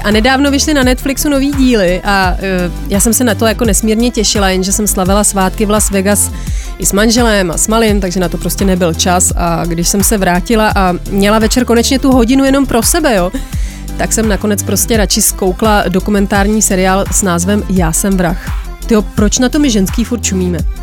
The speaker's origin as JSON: {"language": "Czech", "country": "Czechia", "said": "u nás v Čechách"}